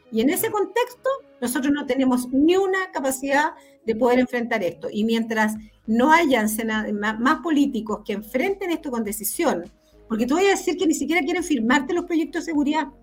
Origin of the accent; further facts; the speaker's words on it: Araucanía, Chile; nosotros que somos de la Araucanía